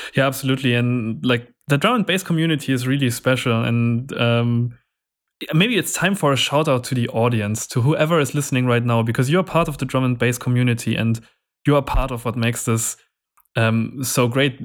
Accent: Nuremberg, Bavaria, Germany; in my hometown, there's also a music festival happening every year, which is quite big. Um, in, it's a German festival called, um, Rock im Park

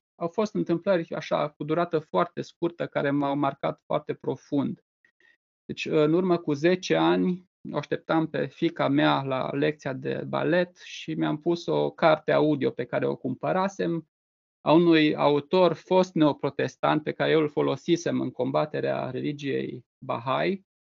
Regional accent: Reșița, Caraș-Severin County, Romania; eu sunt din Reșița

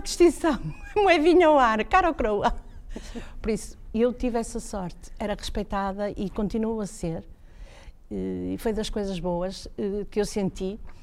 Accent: Braga, Norte, Portugal; also born or lived in Guimarães; Eu sou de Braga, o meu pai é de Braga

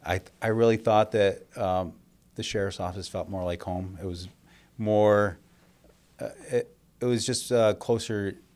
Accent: Webster, New York, United States; Even though I was a east sider growing up in Webster, and I made that trek across town

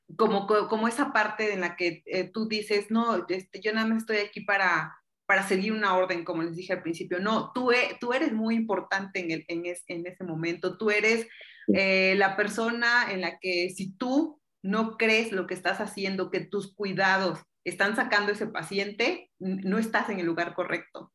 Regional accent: Mexico; yo soy enfermera mexicana

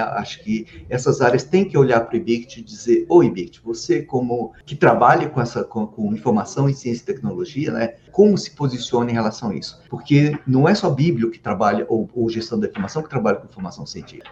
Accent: Anápolis, Goiás, Brazil; now in Brasília, Brazil; eu sou goiano. Eu nasci em Anápolis, interior de Goiás apesar da família toda ser do interior de São Paulo, mas vieram para Goiás e eu sou, eu sou de Anápolis

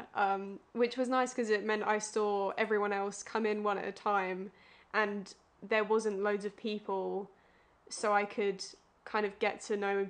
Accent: Romford, East of England, United Kingdom; I'm from Romford in Essex

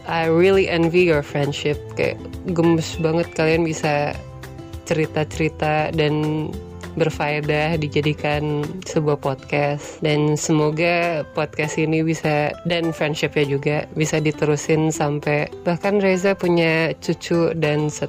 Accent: Bintaro, Banten, Indonesia; Asalnya dari Jalan Mandar sebelum Kuricang di Bintaro

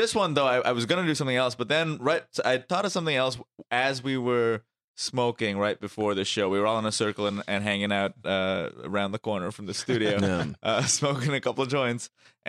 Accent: Mumbai, Maharashtra, India; moved away; I grew up in India.

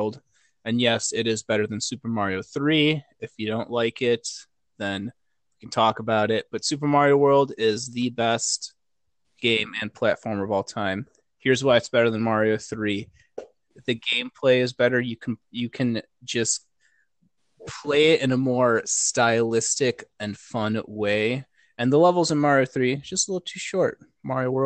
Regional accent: West Chicago, Illinois, United States; also born or lived in Wheaton, Illinois; it would be West Chicago before I moved to the greater Wheaton area

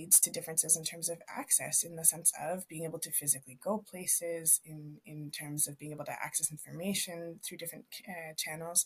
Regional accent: Canada; now in Viña del Mar, Chile; When I go home to visit my folks in Canada

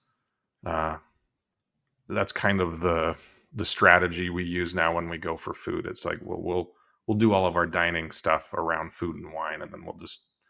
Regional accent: West Coast, United States; I grew up going on the West Coast, so I would go to the California Disneyland

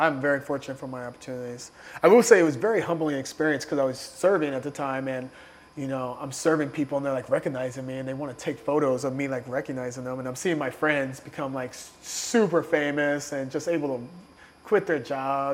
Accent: Southern Illinois, United States; moved away as an adult; also born or lived in Chicago, United States; now in New York, United States; I'm from Southern Illinois. Blue-collar family.

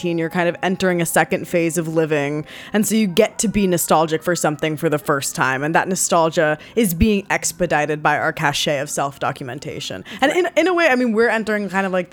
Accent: New York, United States; growing up in New York

